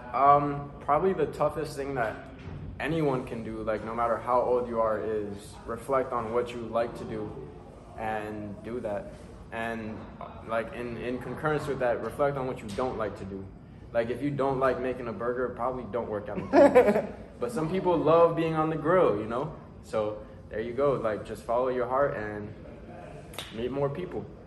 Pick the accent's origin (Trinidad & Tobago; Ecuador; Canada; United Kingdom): Ecuador; now in Stanford; I was born in Ecuador. I'm 23 years old. I live in Stanford.